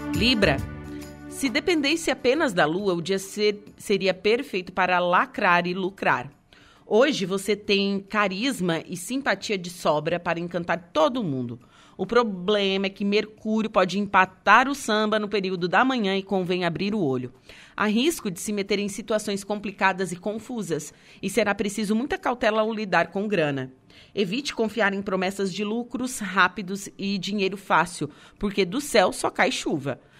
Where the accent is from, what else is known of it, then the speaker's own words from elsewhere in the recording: Torres, Rio Grande do Sul, Brazil; now in Santa Catarina, Brazil; Eu sou de Torres, é, então é uma hum. cidade turística